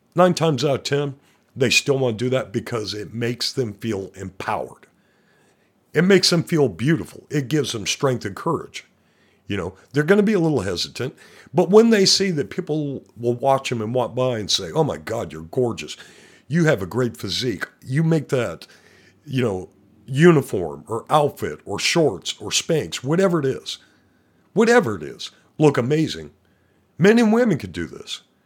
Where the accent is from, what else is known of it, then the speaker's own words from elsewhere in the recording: Montana, United States; I'm from Montana